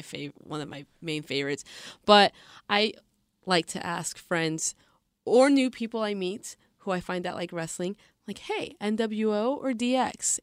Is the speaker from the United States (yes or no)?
yes; Seattle, Washington, United States; I'm born and raised in Seattle